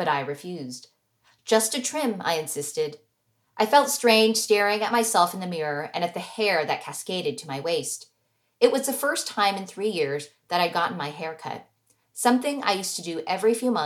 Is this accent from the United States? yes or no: yes; United States; as the American-born daughter of immigrants